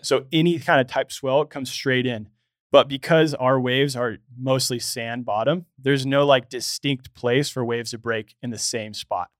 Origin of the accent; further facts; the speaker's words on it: Los Angeles, California, United States; I grew up here in Los Angeles.